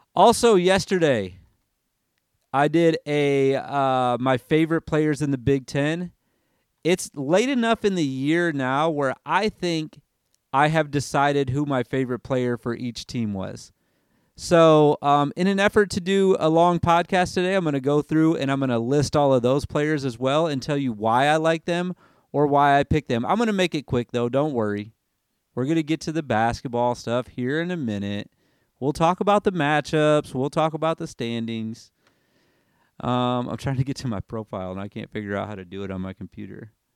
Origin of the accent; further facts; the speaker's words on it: Michigan, United States; this is me coming from Michigan, growing up in Michigan